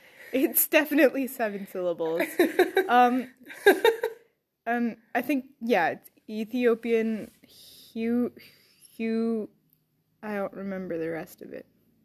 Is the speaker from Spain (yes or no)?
no; Ireland; I'm Irish and I can barely do an Irish accent